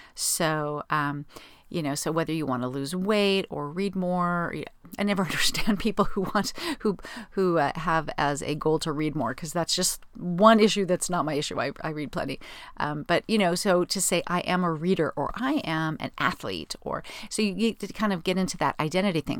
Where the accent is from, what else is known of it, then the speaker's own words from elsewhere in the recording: Southern California, United States; I'm from Southern California